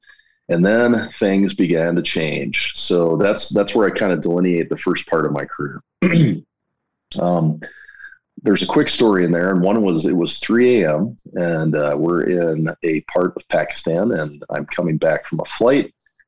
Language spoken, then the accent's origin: English; Jackson, Wyoming, United States; moved away as an adult; I was here in my hometown of Jackson, Wyoming, which is where I am now, in my father's house.